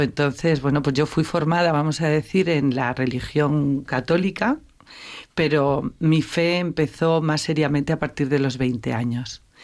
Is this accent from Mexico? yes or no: no; Navarre, Spain; moved away as an adult; also born or lived in Madrid; yo sí que procedo de una familia de fe, navarra